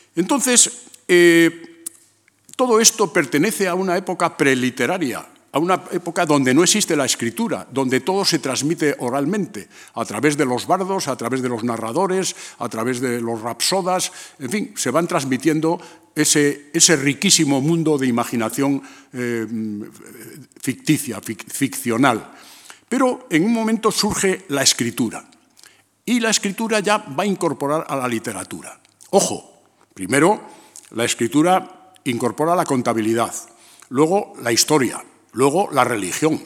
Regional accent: León, Castile and León, Spain; moved away; also born or lived in A Coruña; ir a León, a mi pueblo

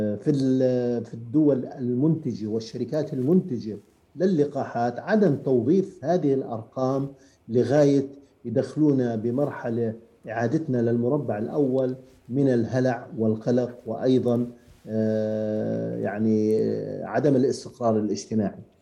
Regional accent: Jordan; عندنا في الاردن

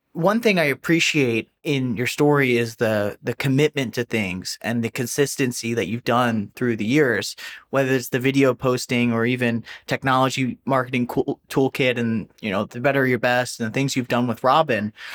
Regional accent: New Jersey, United States; I'm from New Jersey

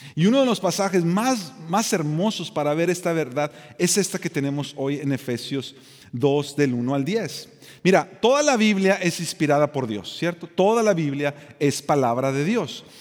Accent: Mexico; yo soy de México

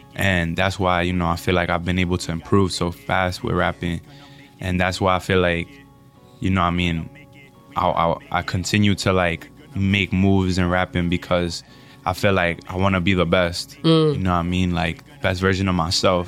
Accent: United States; also born or lived in Dominican Republic; I'm from Dominican Republic and I grew up here in America just with my mom

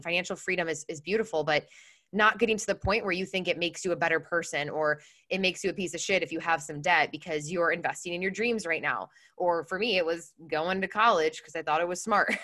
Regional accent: Chicago, Illinois, United States; moved away as an adult; now in San Diego, United States; I'm in San Diego. I'm originally from Chicago, but I moved to California a few years ago

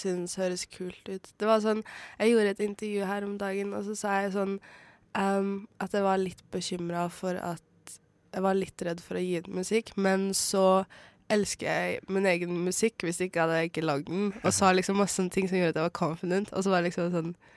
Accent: Bardu, Troms, Norway; now in Oslo, Norway; jeg vokste opp i Bardu, en, på en bitte, bitte liten plass og langt oppe i skogen

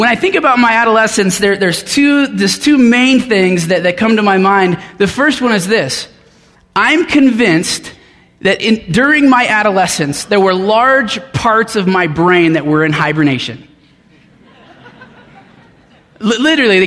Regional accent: Denver, Colorado, United States; moved away as an adult; I grew up in Denver, and my parents live on the north side now, and we lived in just about every suburb of the west side of Denver.

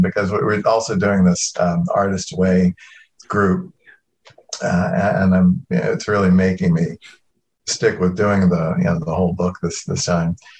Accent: Norfolk, Virginia, United States; accent: southern; moved away; I come from Norfolk, go back to Norfolk, and all of a sudden my accent would start slipping back into, you know, a, a little bit more southern

